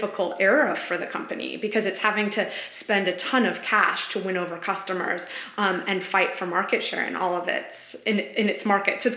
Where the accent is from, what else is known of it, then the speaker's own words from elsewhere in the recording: San Francisco, California, United States; moved away; I'm originally from San Francisco